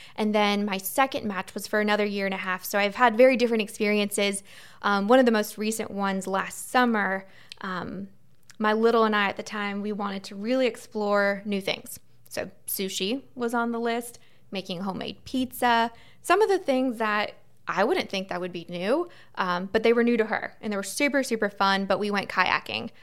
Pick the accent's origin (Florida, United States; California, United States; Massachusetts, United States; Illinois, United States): Florida, United States; Melbourne; moved away as an adult; now in Tallahassee, United States; I grew up in Melbourne, so in the Space Coast, right along the beach